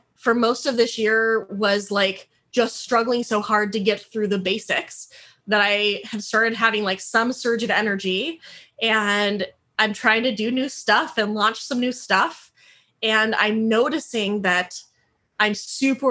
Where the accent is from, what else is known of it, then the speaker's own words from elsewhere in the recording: Denver, Colorado, United States; moved away as an adult; also born or lived in St. Petersburg, Florida / San Francisco Bay Area / Hawaii / Georgia; now in Portland, United States; I grew up in Denver, Colorado